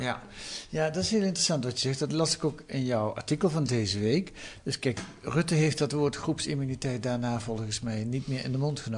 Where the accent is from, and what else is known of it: Netherlands